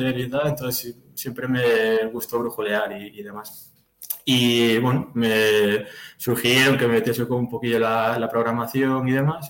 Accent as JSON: {"language": "Spanish", "region": "Galicia", "country": "Spain", "moved": "as an adult", "lives_now": "Madrid, Spain", "said": "soy de Galicia, pero bueno, estoy, estoy por Madrid. Ya llevo un par de añitos por"}